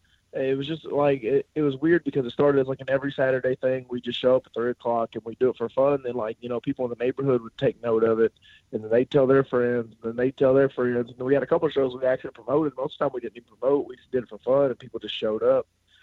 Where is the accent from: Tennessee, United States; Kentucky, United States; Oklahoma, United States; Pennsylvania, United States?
Kentucky, United States; I'm from Kentucky, and while a lot of people look down on it, I started it as a backyard wrestler because I was a big wrestling fan.